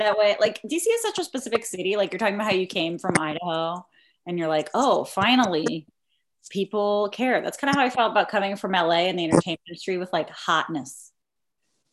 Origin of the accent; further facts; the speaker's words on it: Mexico; moved away; I grew up in Mexico